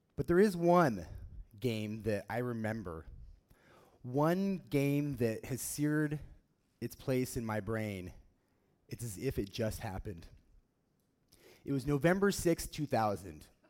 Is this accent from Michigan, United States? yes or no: no; Oregon, United States; growing up in Oregon, um, we don't have a f- professional football team here